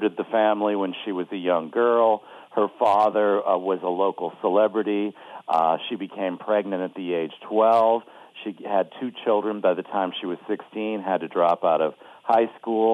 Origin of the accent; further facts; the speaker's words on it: Bloomfield Hills, Michigan, United States; also born or lived in Pontiac, Michigan; I was born in Pontiac and grew up in Bloomfield Hills